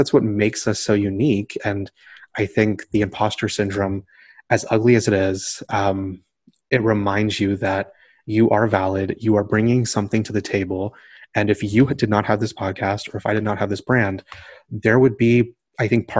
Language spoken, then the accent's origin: English; Deep South, United States; growing up in the Deep South, I was in a predominantly Caucasian private school